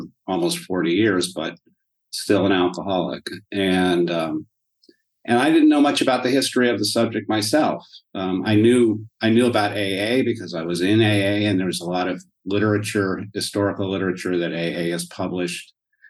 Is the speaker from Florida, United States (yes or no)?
no; Denver, Colorado, United States; moved away as an adult; also born or lived in Cleveland, Ohio / Yellow Springs, Ohio; So I grew up for the most part in Denver.